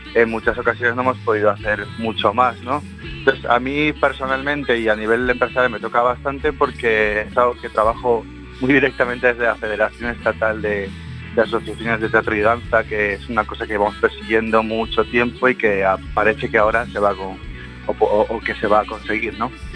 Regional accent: A Coruña, Galicia, Spain; moved away; also born or lived in Madrid; somos todos de aquí de Coruña

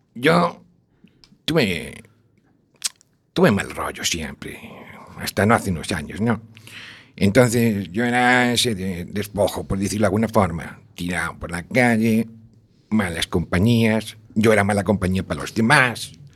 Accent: A Coruña, Galicia, Spain; Nací en La Coruña, toda la vida

